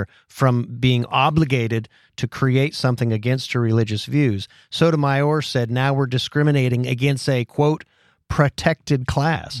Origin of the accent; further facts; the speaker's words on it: Titusville, Pennsylvania, United States; where I grew up in Titusville, Pennsylvania